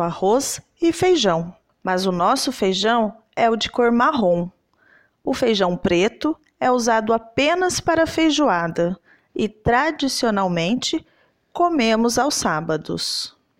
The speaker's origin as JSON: {"language": "Portuguese", "area": "Southeast region", "region": "Southeast Brazil", "country": "Brazil", "said": "eu sou da região Sudeste"}